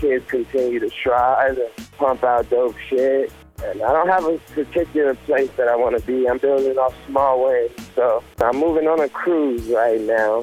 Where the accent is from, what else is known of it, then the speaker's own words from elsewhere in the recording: Las Vegas, Nevada, United States; we grew up in Vegas